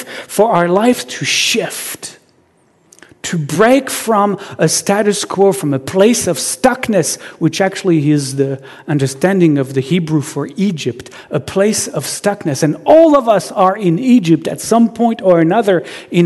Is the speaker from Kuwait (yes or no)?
no; Marseille, Provence-Alpes-Côte d'Azur, France; now in Seattle, United States; I was born in Marseille, which is a city on the southern coast of France.